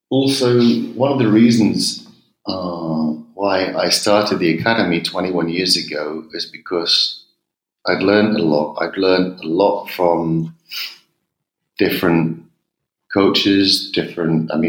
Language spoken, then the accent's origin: English; England, United Kingdom; accent: English; also born or lived in United States; you can probably hear from my accent I'm English.